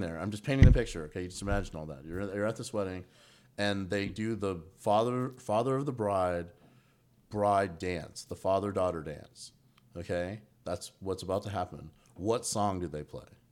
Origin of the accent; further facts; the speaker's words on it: Bossier City, Louisiana, United States; now in Atlanta, United States; was born in Bossier City.